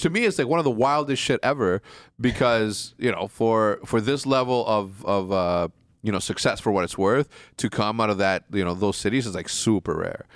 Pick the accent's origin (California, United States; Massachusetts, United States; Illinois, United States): Illinois, United States; Wheeling; moved away; from thirteen to fucking twenty-one, I, I grew up in Wheeling